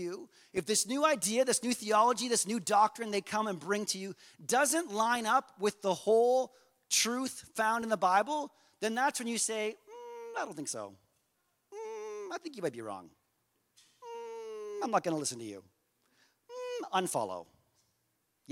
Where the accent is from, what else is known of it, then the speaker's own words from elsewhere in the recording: Canada; we're so Canadian